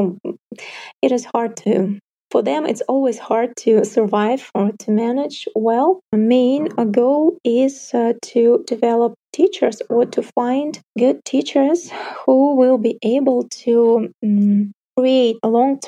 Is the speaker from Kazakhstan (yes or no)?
yes; North Kazakhstan Region, Kazakhstan; now in Almaty, Kazakhstan; my hometown, for example, it's in the north Kazakhstan, like 50,000 people, not a single yoga teacher there